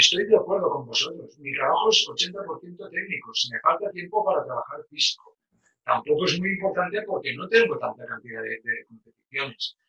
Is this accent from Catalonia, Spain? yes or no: yes; Barcelona, Catalonia, Spain; yo soy de Barcelona